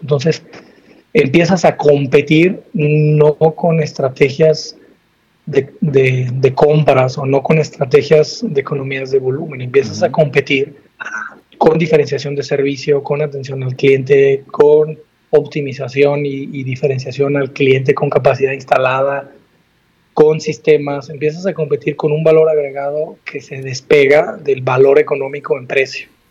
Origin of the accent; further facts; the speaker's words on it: Guadalajara, Jalisco, Mexico; also born or lived in Aguascalientes; now in Torreón, Mexico; soy originario de Guadalajara